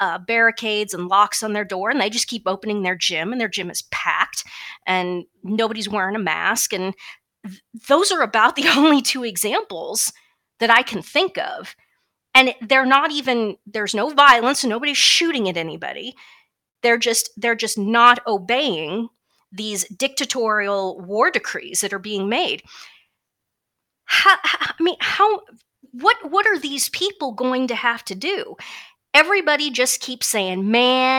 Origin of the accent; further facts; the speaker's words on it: Kansas, United States; I'm from Kansas